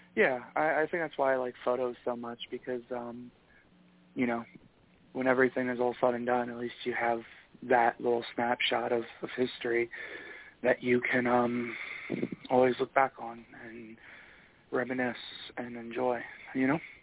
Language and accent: English; Michigan, United States; a proud Michigander